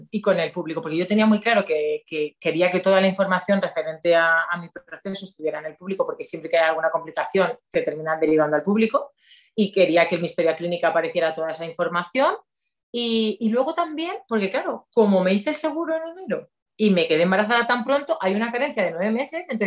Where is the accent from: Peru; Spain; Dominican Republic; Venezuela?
Spain; Valencia, Valencian Community; born there; yo mm, nací